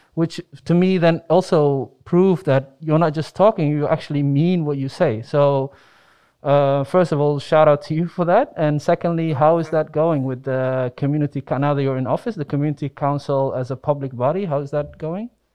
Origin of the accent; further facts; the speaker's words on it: Netherlands; I grew up in the Netherlands